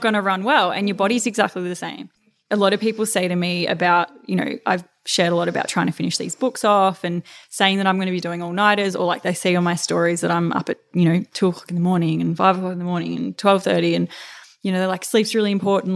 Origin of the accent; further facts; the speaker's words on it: Melbourne, Victoria, Australia; moved away as an adult; also born or lived in Queensland; back in my hometown